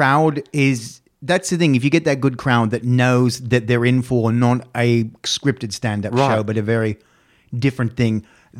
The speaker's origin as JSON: {"language": "English", "country": "Australia", "moved": "yes", "said": "I'm Australian, I've never performed in the Australian scene."}